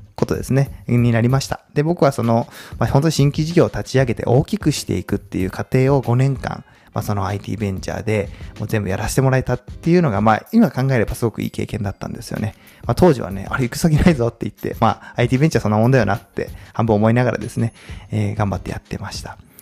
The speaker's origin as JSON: {"language": "Japanese", "town": "Komaki", "region": "Aichi", "country": "Japan", "tie": "born or raised there", "also_born_or_lived": "Tokyo", "moved": "as an adult", "said": "もともと、あの、出身は愛知県です。まあ、小牧というですね、まあ、結構田舎なんですけども、名古屋のいわゆるベッドタウンですね。まあそこで高校までいまして"}